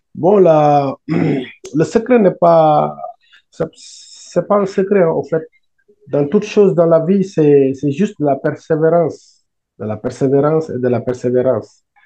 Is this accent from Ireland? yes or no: no; Senegal; also born or lived in Italy; now in France; je suis sénégalais. Euh, je suis arrivé en France en 2013, mais avant, j'étais en Italie